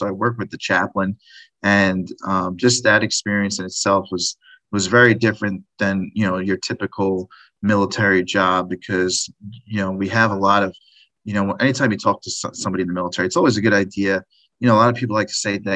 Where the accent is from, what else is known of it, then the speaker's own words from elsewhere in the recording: Long Beach, New York, United States; moved away as an adult; also born or lived in Japan; now in Jacksonville, United States; I'm originally from Long Beach, New York. It's a suburb of New York City on the South Shore of Long Island. It's a beach town. It was great growing up there.